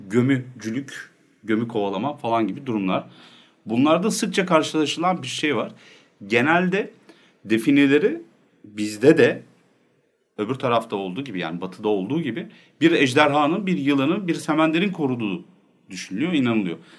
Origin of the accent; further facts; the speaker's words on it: Nevşehir, Turkey; ben Nevşehirliyim.